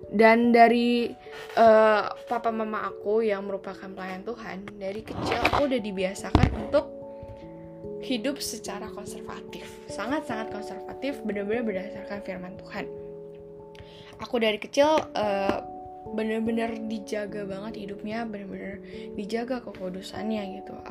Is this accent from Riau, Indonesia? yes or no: yes; Riau, Indonesia; now in BSD, Indonesia; sebelum aku pindah ke BSD aku dari Riau aku ke BSD 2010